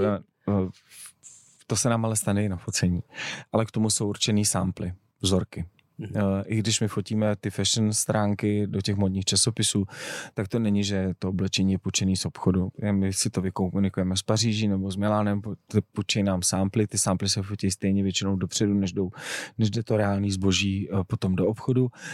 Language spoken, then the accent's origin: Czech; Czechia; my máme jako Češi